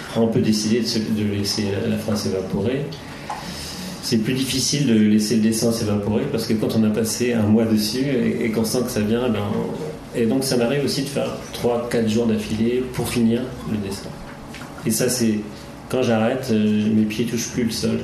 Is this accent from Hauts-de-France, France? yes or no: no; Brittany, France; moved away as an adult; also born or lived in Rennes; now in Paris, France; je suis originaire de, de Bretagne